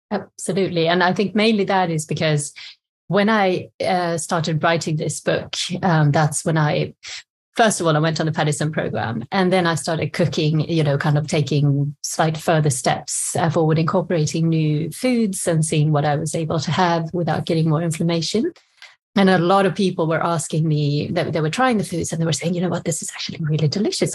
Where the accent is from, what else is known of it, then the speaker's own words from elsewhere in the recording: Sweden; moved away as an adult; now in England, United Kingdom; I'm from Sweden